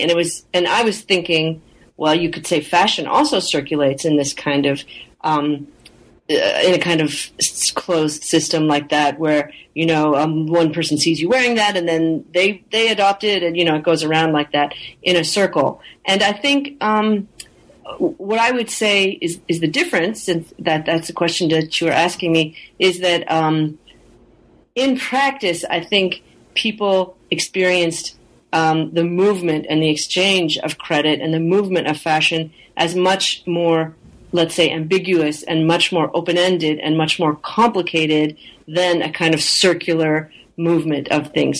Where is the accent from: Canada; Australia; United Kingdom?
Canada; I am uh, originally from Canada, and I grew up in Canada